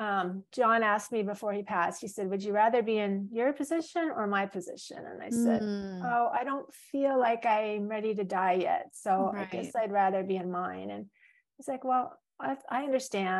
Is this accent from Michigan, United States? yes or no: no; California, United States; also born or lived in Florida; now in Hawaii, United States; I grew up in California